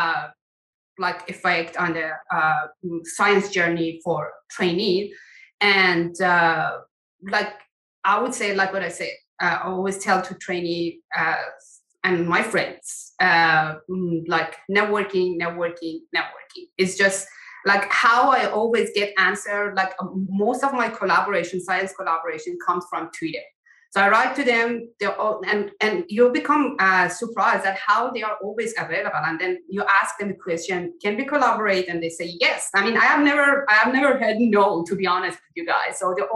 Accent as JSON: {"language": "English", "country": "Iran", "also_born_or_lived": "Germany / Austria", "moved": "as an adult", "lives_now": "Canada", "said": "I come from Iran and then I went to Germany for my PhD. And then part of my PhD, I went to Austria. Then I came to Canada"}